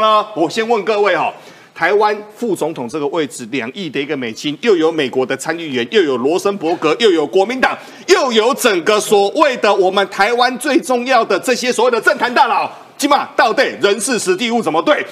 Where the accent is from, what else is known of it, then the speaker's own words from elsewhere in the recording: Taiwan; 我们台湾人